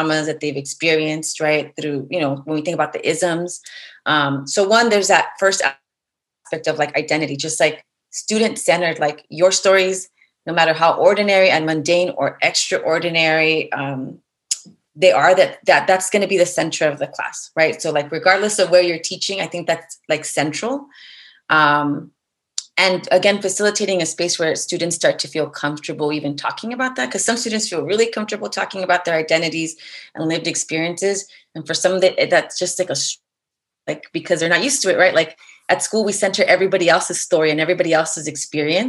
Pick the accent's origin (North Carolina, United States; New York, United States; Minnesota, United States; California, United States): California, United States; Los Angeles; I'm from the community, right? Like I grew up in East LA.